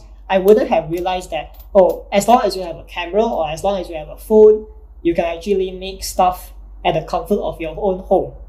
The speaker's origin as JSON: {"language": "English", "country": "Malaysia", "said": "being a Malaysian"}